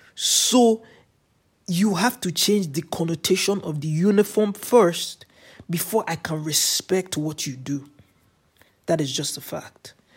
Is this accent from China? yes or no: no; Nigeria; also born or lived in Canada